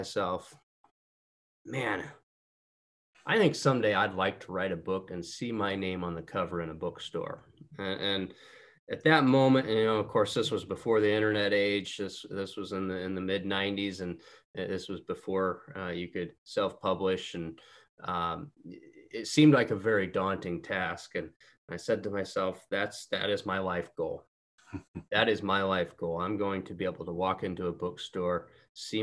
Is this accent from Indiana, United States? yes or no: yes; Auburn, Indiana, United States; I was born and raised in Auburn, Indiana. That's right up in the northeast corner, just a little north of Fort Wayne. Lived here my entire life.